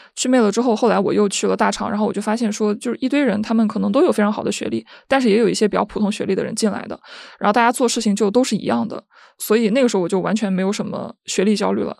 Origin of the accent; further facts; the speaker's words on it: Henan, China; 我是一个河南人